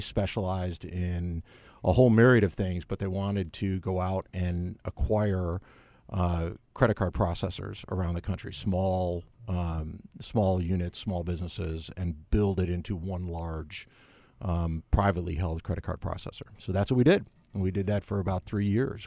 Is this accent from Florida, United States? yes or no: no; Chicago, Illinois, United States; moved away as an adult; also born or lived in Spain / Boston; now in Charlotte, United States; Chicago originally.